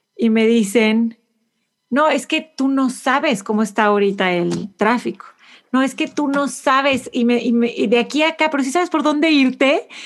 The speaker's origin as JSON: {"language": "Spanish", "country": "Mexico", "moved": "as an adult", "lives_now": "Houston, United States", "said": "soy mexicana por todas estas razones, aunque ni siquiera vivo"}